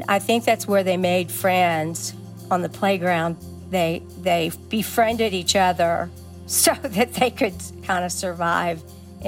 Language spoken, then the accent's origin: English; Woodward Ranch, Big Bend region, Texas, United States; I grew up on Woodward Ranch, which is about, 80 miles from Mexico